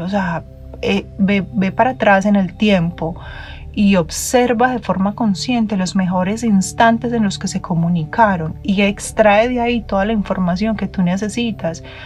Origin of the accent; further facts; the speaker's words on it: Medellín, Antioquia, Colombia; como decimos en mi tierra en Medellín